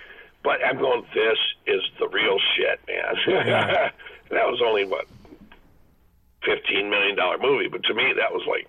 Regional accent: Michigan, United States; now in Huntington Beach, United States; I grew up with them in Michigan.

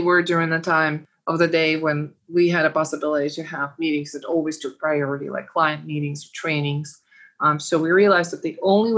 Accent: Uzbekistan; now in United States; raised the way that I was raised in Uzbekistan

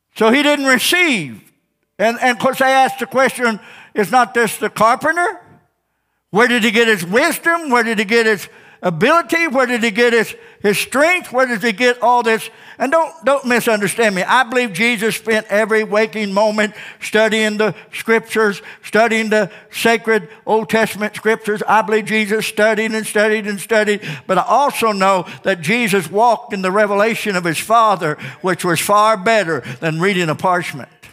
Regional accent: Ozark, Missouri, United States; Born and raised in Ozark

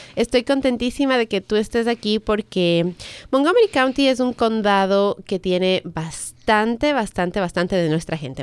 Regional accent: Ecuador; now in United States; en el Ecuador, por ejemplo, que es de donde yo soy

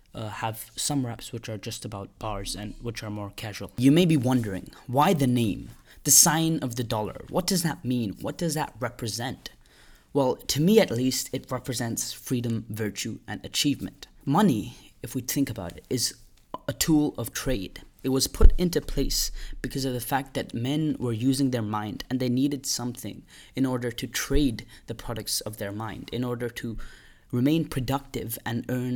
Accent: India; English is a second language; I'm Indian, and although I am Indian, I've lived most of my life outside of India, but I currently do live in India.

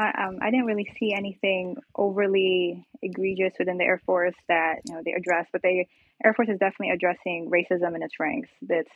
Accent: Philippines; now in United States; my cultural background as a Filipino woman, you know, that's always going to be my, you know, my who

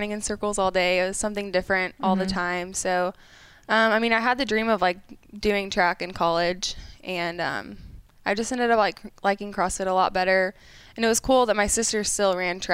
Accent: Midwest, United States; us Midwest girls

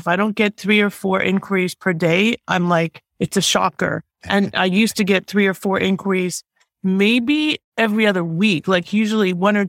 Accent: Toronto, Ontario, Canada; moved away as an adult; now in South Florida, United States; I'm originally from Toronto. I am now in South Florida

